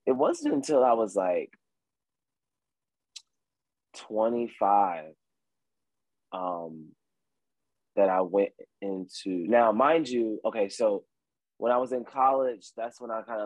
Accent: Philadelphia, Pennsylvania, United States; I'm from Philadelphia, Pennsylvania

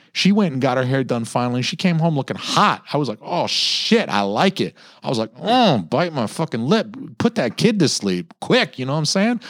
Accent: Atlanta, Georgia, United States; moved away; I'm from, I'm from Atlanta too. Like, you know, I lived thirty years in the South

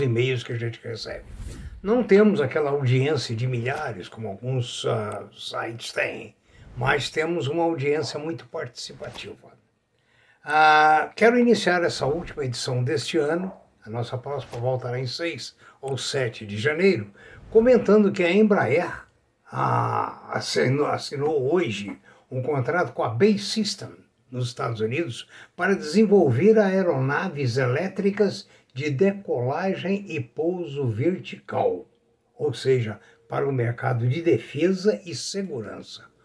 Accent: Brazil; sou brasileiro, amo essa pátria

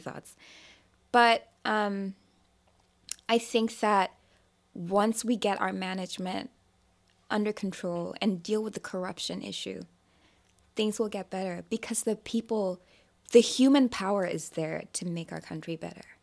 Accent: Nigeria; I'm Nigerian

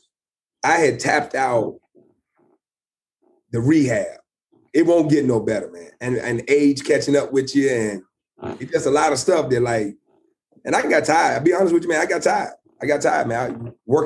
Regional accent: Lynchburg, Virginia, United States; born or raised there

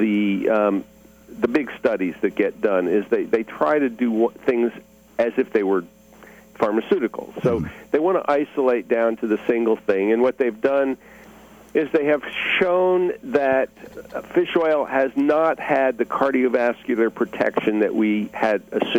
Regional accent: New Hope, Pennsylvania, United States; now in Durham-Chapel Hill, United States; we are from Pennsylvania. I grew up in Bucks County

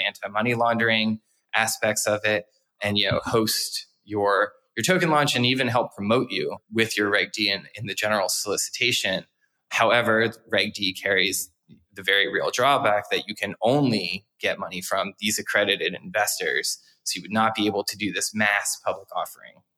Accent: New Jersey, United States; my home state of New Jersey

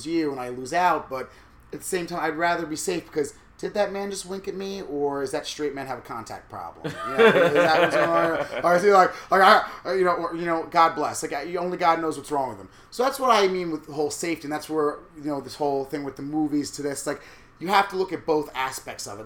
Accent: Lake Ronkonkoma, New York, United States; I grew up in Lake Ronkonkoma

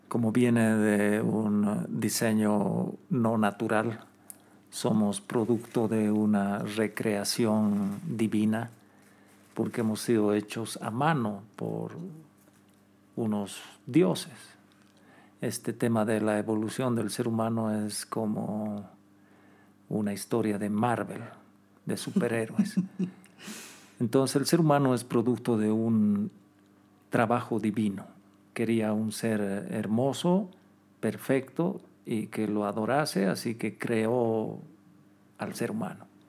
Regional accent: Bolivia

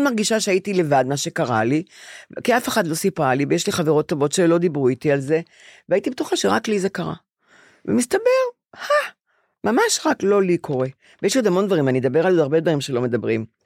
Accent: Bnei Brak, Tel Aviv District, Israel; also born or lived in Ramat Gan; עברנו ל... לגור עם, עם סבא שלי בבני ברק לשלוש آ- אה. שנים, כי בנו בית ברמת גן

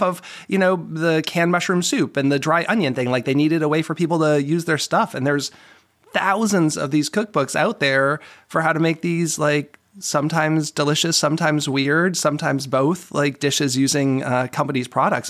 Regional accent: Boston, Massachusetts, United States; moved away; also born or lived in Lancaster, Pennsylvania; I'm from the Boston area originally

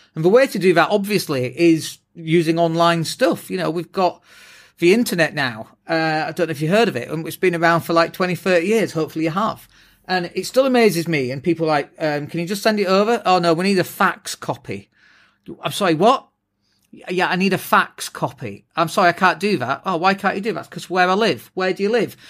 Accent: England, United Kingdom; first language English; we're English as well, uh, like native English speakers

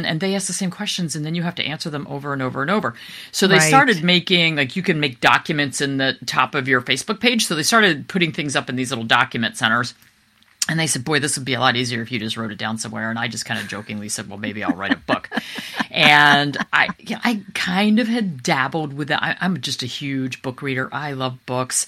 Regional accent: East Coast, United States; we're from the East Coast

